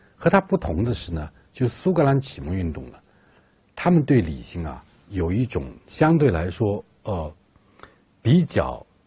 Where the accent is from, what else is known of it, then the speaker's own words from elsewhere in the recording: China; 我们中国人